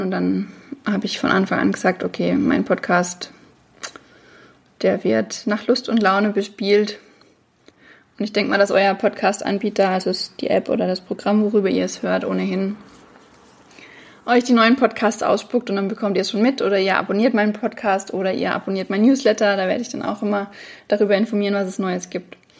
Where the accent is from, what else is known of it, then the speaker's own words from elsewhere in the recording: Franconia, near Bamberg, Bavaria, Germany; moved away; also born or lived in Würzburg; ich komme aus Franken, aus der Nähe von Bamberg